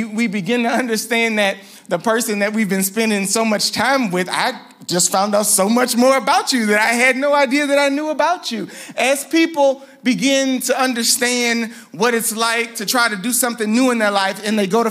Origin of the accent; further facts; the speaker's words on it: Louisiana, United States; also born or lived in New Orleans; I'm from Louisiana, so we have godparents called Parent